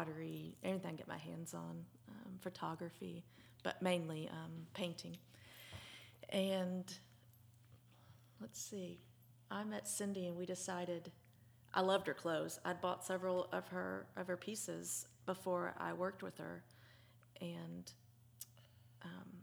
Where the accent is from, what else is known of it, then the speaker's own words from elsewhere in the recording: Little Rock, Arkansas, United States; moved away as an adult; also born or lived in Conway, Arkansas; now in Franklin, United States; I was born and raised in Little Rock, Arkansas